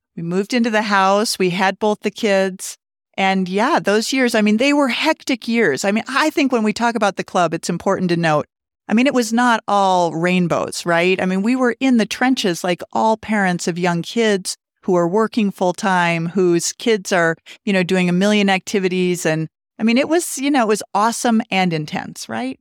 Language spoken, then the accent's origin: English; Montana, United States; moved away as an adult; also born or lived in Colorado Springs, Colorado; now in Steamboat Springs, United States; I grew up in Montana in a ski town